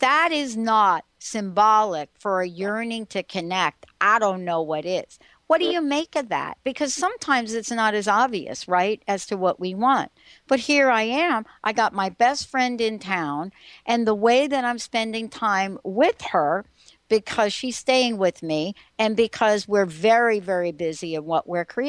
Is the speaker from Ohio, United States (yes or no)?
no; New York City, New York, United States; I don't come from a wealthy family. I'm from the Bronx